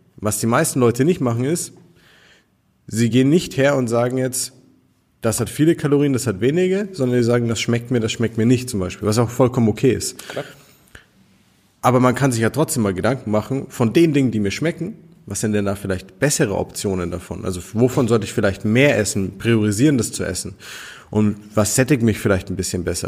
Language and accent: German; Nuremberg, Bavaria, Germany; wir kommen aus Nürnberg hier